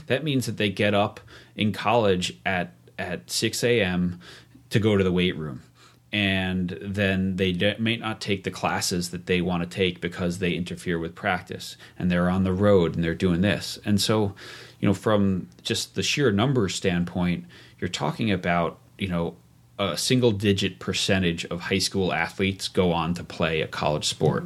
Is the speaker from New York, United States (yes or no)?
yes; New York, United States; moved away as an adult; also born or lived in Vail, Colorado; I grew up in New York and went to college in New York City